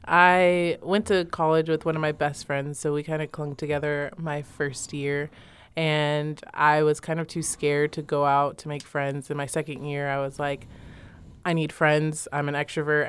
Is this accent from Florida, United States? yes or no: no; San Antonio, Texas, United States; moved away as an adult; now in Stillwater, United States; I'm from the great state of Texas